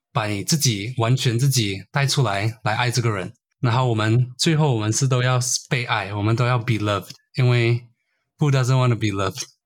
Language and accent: Chinese; Brunei; also born or lived in Malaysia; now in Melbourne, Australia; 我是马来西亚人，但是我在文莱长大